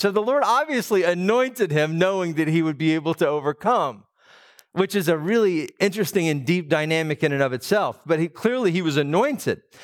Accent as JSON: {"language": "English", "town": "Atlanta", "region": "Georgia", "country": "United States", "tie": "born or raised there", "said": "I grew up in Metro Atlanta"}